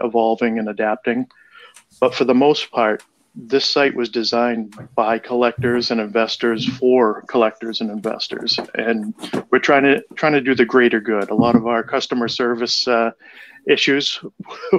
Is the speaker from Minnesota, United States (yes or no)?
no; Boston, Massachusetts, United States; I'm from Boston